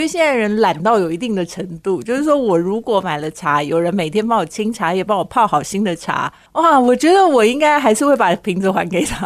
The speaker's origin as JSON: {"language": "Chinese", "country": "Taiwan", "said": "我们台湾人"}